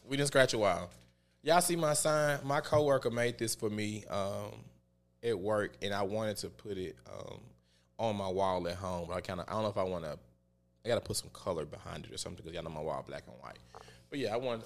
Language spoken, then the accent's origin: English; the Bible Belt, United States; I grew up in the Bible Belt